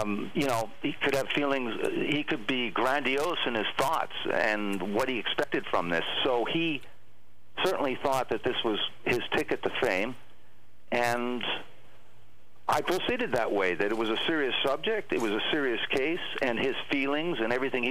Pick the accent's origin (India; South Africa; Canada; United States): Canada; Thunder Bay, Ontario; a friend that I grew up with in Thunder Bay, my hometown